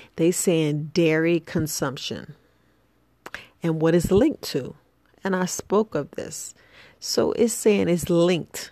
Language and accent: English; New York City, New York, United States; growing up in the hood, you know, I'm from the from the Boogie Down Bronx